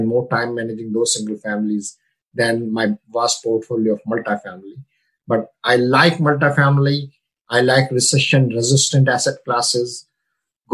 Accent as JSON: {"language": "English", "country": "India", "moved": "as an adult", "lives_now": "United States", "said": "I come from India. You know, I came here in 98 with only $115 in my pocket."}